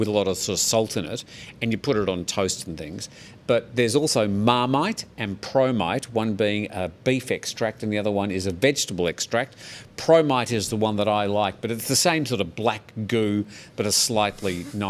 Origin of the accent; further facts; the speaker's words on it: Australia; now in Thailand; because I'm not a big fan of Vegemite as an Australian. That's why they exiled me to Thailand.